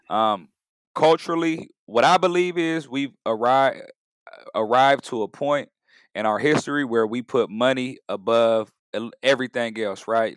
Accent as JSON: {"language": "English", "town": "San Diego", "region": "California", "country": "United States", "moved": "yes", "lives_now": "Oakland, United States", "said": "I'm a Bay Area resident, originally from San Diego"}